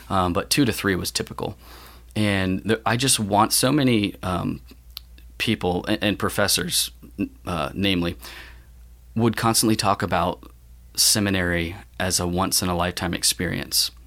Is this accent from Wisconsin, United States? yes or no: no; Tampa, Florida, United States; Tampa, Florida is where I come from. Um, born and raised